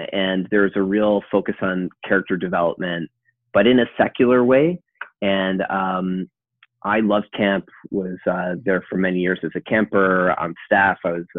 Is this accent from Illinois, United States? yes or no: yes; outside of Chicago, Illinois, United States; I grew up outside of Chicago